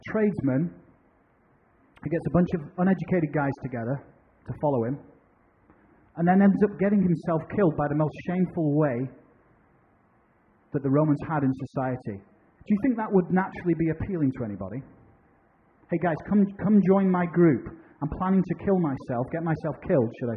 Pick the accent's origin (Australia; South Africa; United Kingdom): United Kingdom; moved away as an adult; now in United States; I'm a British citizen